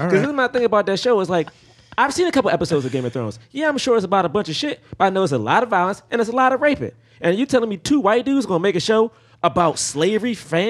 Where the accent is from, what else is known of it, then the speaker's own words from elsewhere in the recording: the South, United States; And I'm from the South, so I know I wouldn't be here with y'all.